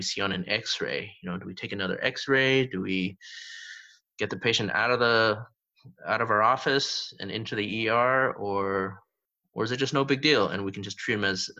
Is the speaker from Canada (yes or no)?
yes; Canada; I'm Canadian, you know, I was born and raised in Canada